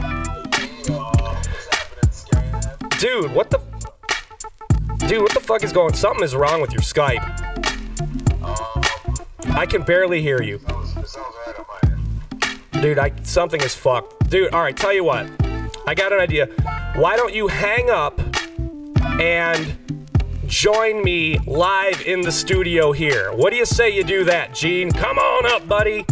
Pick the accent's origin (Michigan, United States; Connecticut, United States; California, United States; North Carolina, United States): Michigan, United States; moved away; I'm here in my home state